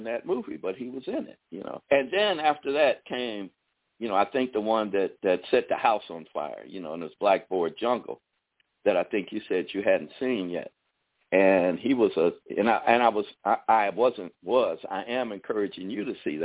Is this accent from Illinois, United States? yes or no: yes; Chicago, Illinois, United States; we grew up in Chicago at the time when it was very geographically segregated